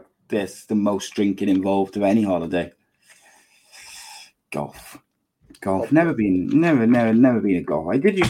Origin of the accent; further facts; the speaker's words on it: Aberdeen, Scotland, United Kingdom; accent: Aberdeen; I think I'd go Scottish because Kev loves my Aberdeen accent.